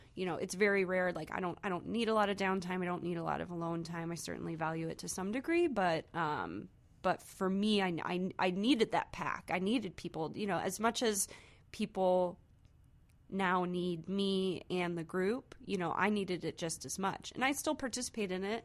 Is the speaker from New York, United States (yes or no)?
no; Saint Charles, Missouri, United States; also born or lived in Cape Girardeau, Missouri; Saint Charles, Missouri